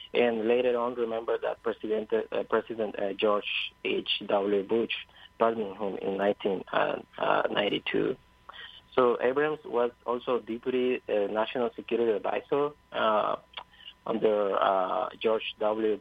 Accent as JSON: {"language": "English", "country": "Honduras", "said": "I'm from Honduras, and as someone who's involved in social movements and the Honduran resistance"}